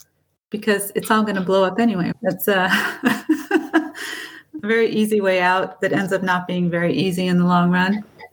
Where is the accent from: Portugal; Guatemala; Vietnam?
Portugal; born there; I was born in Portugal, and I had a total of 5 brothers and sisters.